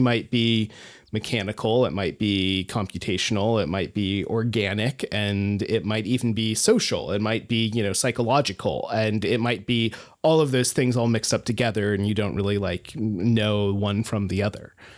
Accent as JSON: {"language": "English", "region": "rural Alaska", "country": "United States", "tie": "born or raised there", "said": "I grew up in rural Alaska"}